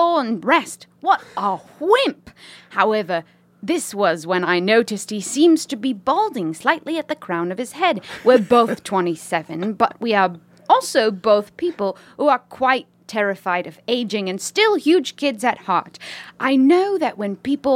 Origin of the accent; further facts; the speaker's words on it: upstate New York, United States; accent: Midwest; I'm from upstate New York